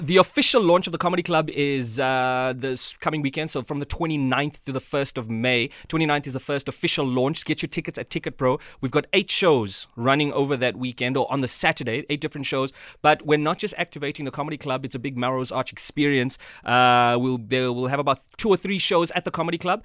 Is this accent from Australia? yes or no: no; South Africa; moved away as an adult; now in Johannesburg, South Africa; growing up in Tata, speaking Xhosa, looking like a white kid